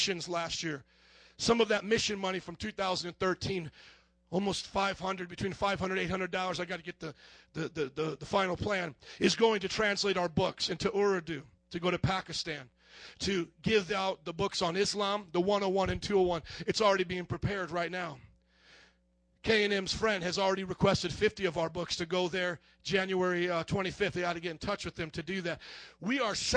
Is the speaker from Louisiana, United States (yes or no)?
yes; New Orleans, Louisiana, United States; moved away as an adult; now in Chicago, United States; I drove all the way up here from New Orleans